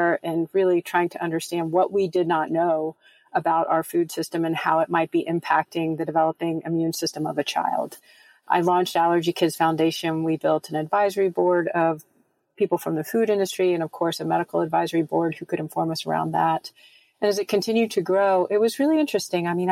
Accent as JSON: {"language": "English", "country": "United States"}